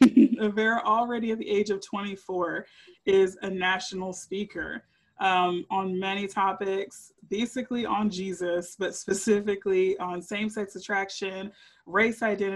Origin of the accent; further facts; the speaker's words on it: Texas, United States; now in Tyler, United States; one of the beautiful things about Tyler, Texas, I'm growing. I'm a Texan